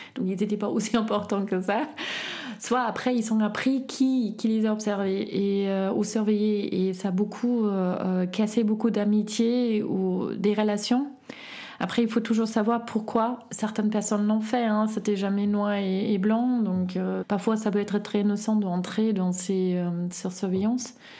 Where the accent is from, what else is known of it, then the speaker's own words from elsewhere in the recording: Berlin, Germany; French is a second language; moved away as an adult; now in Grenoble, France; je viens initialement de Berlin, Est, à Friedrichshain. J'ai grandi avec ma sœur et ma mère